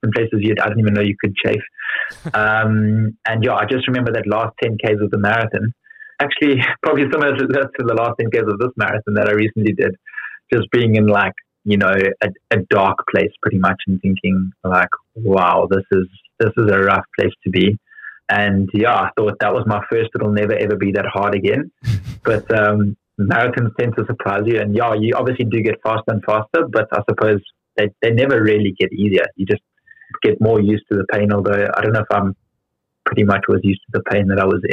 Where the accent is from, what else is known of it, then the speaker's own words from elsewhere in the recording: Johannesburg, Gauteng, South Africa; accent: South African; moved away as an adult; now in London, United Kingdom; I've still got a very strong South African accent